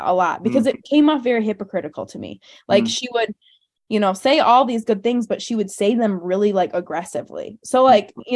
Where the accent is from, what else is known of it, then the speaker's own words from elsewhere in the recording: Hudsonville, Michigan, United States; we both grew up in Hudsonville, very similar upbringings